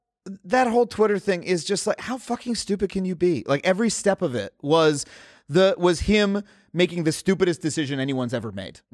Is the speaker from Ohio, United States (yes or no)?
no; New York City, New York, United States; I grew up in New York and I love New York City.